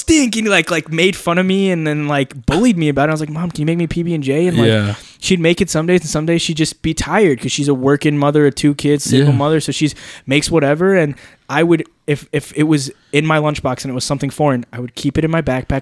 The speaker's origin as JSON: {"language": "English", "region": "Alabama", "country": "United States", "tie": "born or raised there", "said": "I grew up here in Alabama"}